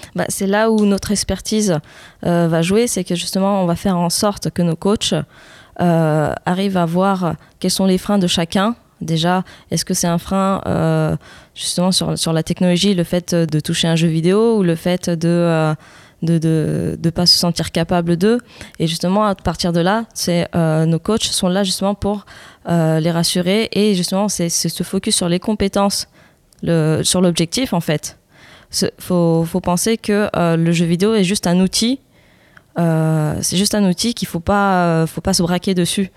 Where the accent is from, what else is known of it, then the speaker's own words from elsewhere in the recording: France; on a grandi en France et pas mes parents